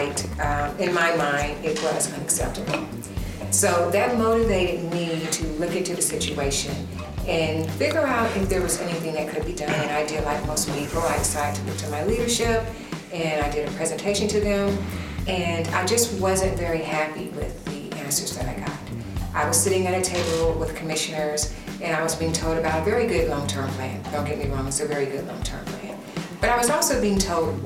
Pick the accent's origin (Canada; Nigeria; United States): United States; Augusta, Georgia; also born or lived in Martinez, Georgia; I was born and raised in District 1